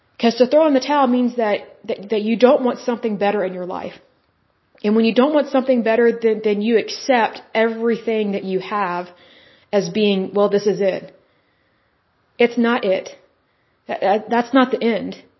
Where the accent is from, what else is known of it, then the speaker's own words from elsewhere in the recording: Oklahoma, United States; because I'm from Oklahoma, that's typically how we talk.